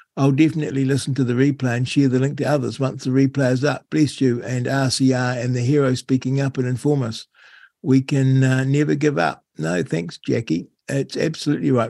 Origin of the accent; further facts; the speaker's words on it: New Zealand; how I loved growing up in New Zealand. Uh, to be fair, I found it a little, little bit boring you know, small town New Zealand